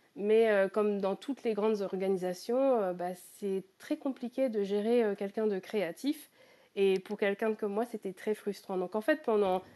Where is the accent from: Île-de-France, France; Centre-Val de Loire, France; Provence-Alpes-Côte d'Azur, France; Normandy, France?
Normandy, France; moved away as an adult; now in United Kingdom; je suis à la base, je suis normande, donc je, vis en fait près de la, mer, à côté du Mont Saint-Michel. Donc, euh, j'ai passé tous mes week-ends en tant qu'enfant